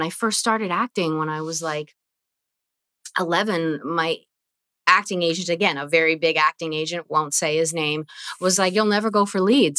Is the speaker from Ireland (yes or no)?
no; Vancouver, British Columbia, Canada; Saying, hey … You know, I'm from Vancouver.